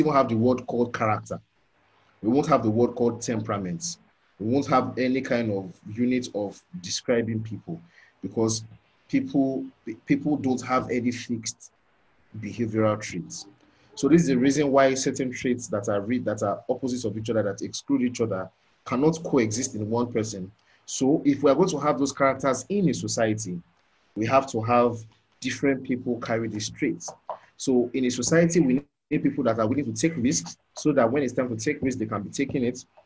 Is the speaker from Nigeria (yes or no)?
yes; Nigeria; growing up in the Nigerian um, Word of Faith contest context